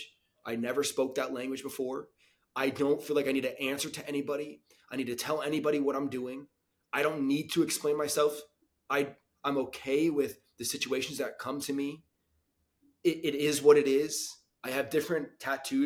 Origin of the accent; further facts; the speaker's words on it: United States; I'm from Florida, New York City